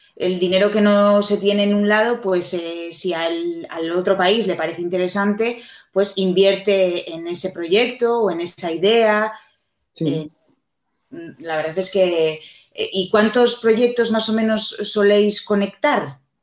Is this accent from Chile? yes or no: no; Spain; nosotros aquí en España